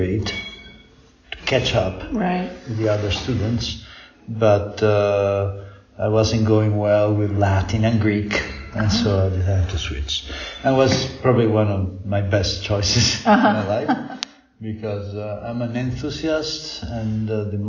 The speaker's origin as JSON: {"language": "English", "town": "Rome", "region": "Lazio", "country": "Italy", "tie": "born or raised there", "said": "I was born in Rome from American mother and Italian father. So I did my regular high schools and things in Rome."}